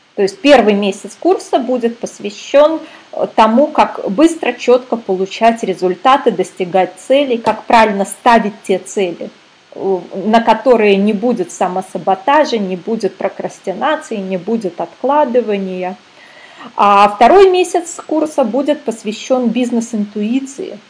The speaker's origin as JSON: {"language": "Russian", "region": "Minsk", "country": "Belarus", "moved": "yes", "lives_now": "Canary Islands, Spain", "said": "я сама из Минска, а в данный момент я на Канарских островах нахожусь"}